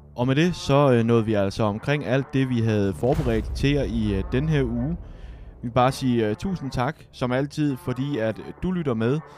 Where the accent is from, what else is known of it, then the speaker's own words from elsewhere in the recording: Denmark; som dansker